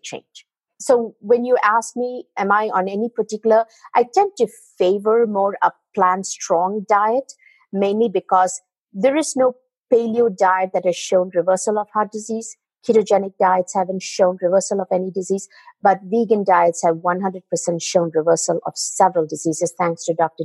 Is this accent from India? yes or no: yes; India; moved away; as a child, I come from India